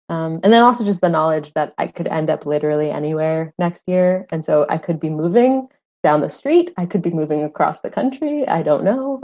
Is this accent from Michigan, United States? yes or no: no; Phoenix, Arizona, United States; moved away as an adult; also born or lived in New York City; I'm from Phoenix. Um, I grew up in Phoenix